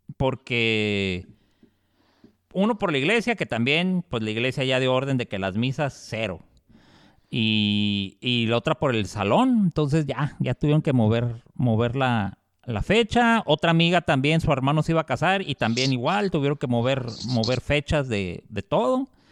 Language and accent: Spanish; Mexico; nosotros como mexicanos